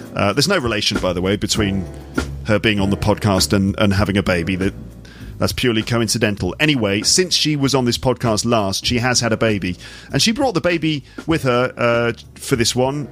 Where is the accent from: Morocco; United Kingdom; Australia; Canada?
United Kingdom; England; moved away as an adult; now in France; as an English person